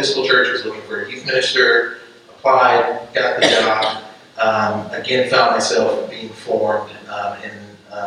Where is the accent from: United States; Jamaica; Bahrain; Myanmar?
United States; Greenwood, South Carolina; I am from Greenwood, South Carolina, out of the diocese of Upper South Carolina. I grew up going to a predominantly black church